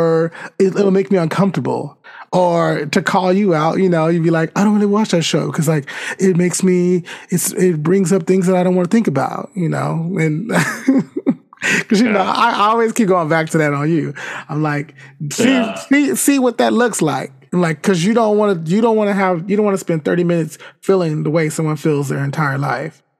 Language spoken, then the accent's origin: English; United States; I'm from America too. I'm part of this country